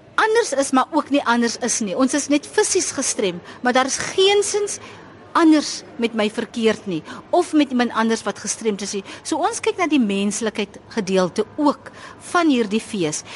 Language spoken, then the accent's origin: Afrikaans; South Africa; Ons is Suid-Afrikaners